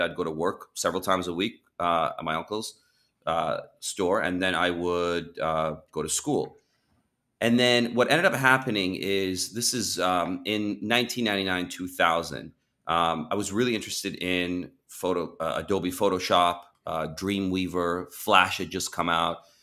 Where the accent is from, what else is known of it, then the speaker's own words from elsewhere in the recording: Champaign, Illinois, United States; moved away as an adult; also born or lived in Iran / Southern California; moved to America when I was six years old from Iran, uh, went to live in Champaign, Illinois